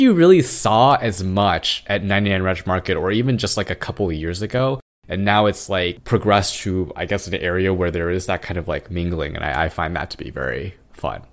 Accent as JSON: {"language": "English", "town": "Irvine", "region": "California", "country": "United States", "tie": "born or raised there", "moved": "as an adult", "lives_now": "Queens, New York, United States", "said": "back in the town that we grew up in, in Irvine"}